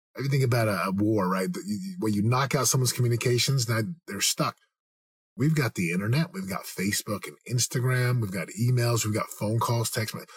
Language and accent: English; United States; also born or lived in Southern California; being an American